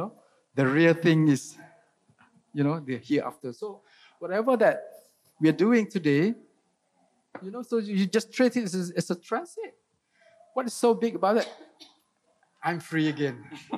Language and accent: English; Baling, Kedah, Malaysia; moved away; also born or lived in Kuala Lumpur; in Baling, my hometown, you know, most of the people there, you know, they rely on rubber tapping